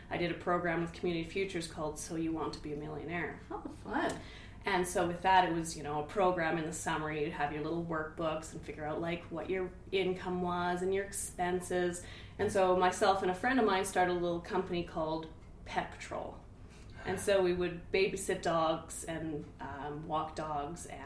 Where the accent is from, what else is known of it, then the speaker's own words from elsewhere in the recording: Hinton, Alberta, Canada; And luckily, you know, we're from Hinton, so we know lots of people he worked in the oil field